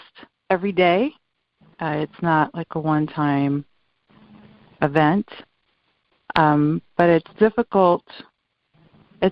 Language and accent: English; New York, United States; moved away as an adult; now in Florida, United States; I am a first generation Dominican. I was born in New York in the 60s